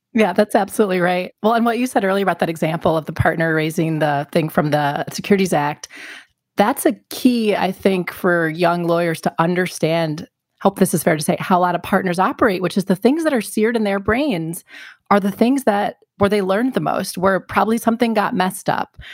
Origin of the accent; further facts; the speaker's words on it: Glendale, Wisconsin, United States; moved away; I grew up in the Milwaukee area, North Shore of Milwaukee, Glendale, Wisconsin